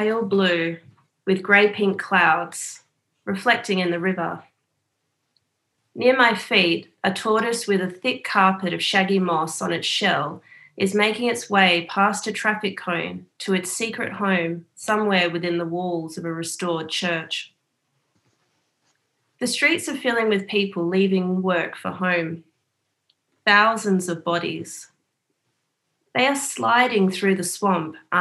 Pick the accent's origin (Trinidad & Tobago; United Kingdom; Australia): Australia; Noongar country, Western Australia; also born or lived in Perth; I'm zooming in from Whadjuk Noongar country, and I'm Wirlaman Noongar